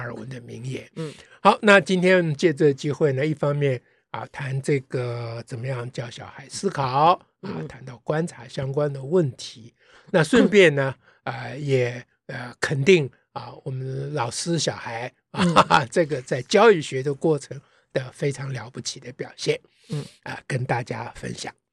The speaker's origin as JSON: {"language": "Chinese", "country": "Taiwan", "tie": "born or raised there", "said": "这都怪国民党小时候不准我讲台语"}